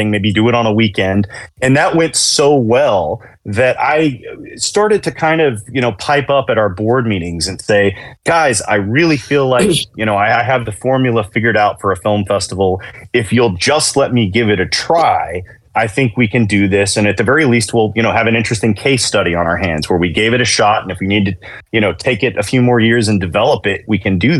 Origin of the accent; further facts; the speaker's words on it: Chattanooga, Tennessee, United States; also born or lived in Nashville; I grew up in Chattanooga, but I moved to Nashville in 2001